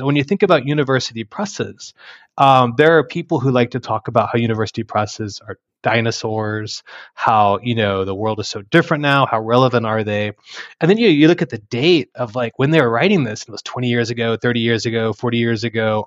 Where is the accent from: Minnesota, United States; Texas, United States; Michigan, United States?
Texas, United States; Texas Panhandle, United States; moved away as an adult; now in Oklahoma, United States; having grown up in Texas, Panhandle